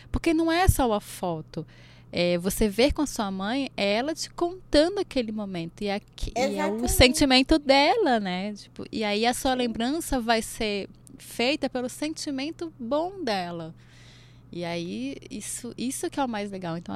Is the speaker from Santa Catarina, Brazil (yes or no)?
no; Goiás, Brazil; ali é minha terra.